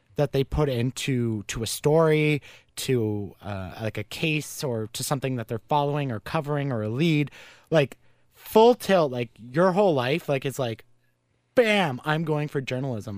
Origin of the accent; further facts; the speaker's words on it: Carleton Place, Ontario, Canada; my hometown